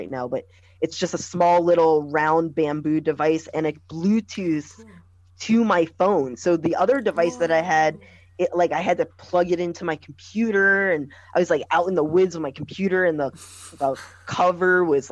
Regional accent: New York City, New York, United States; also born or lived in California; now in Philadelphia, United States; I'm from New York City, but I was gonna move to Philly

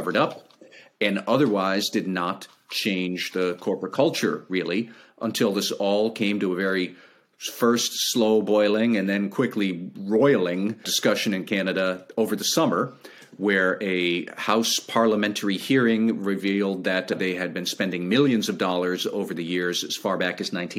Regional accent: United States; as an American

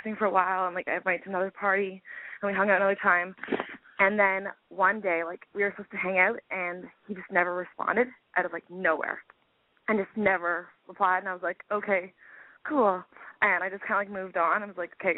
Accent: Toronto, Ontario, Canada; I'm from Toronto.

